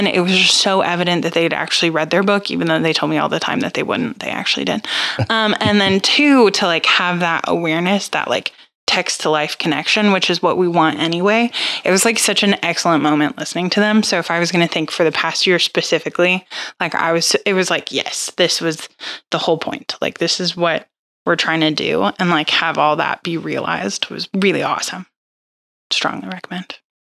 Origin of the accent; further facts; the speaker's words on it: St. Louis, Missouri, United States; I'm from St. Louis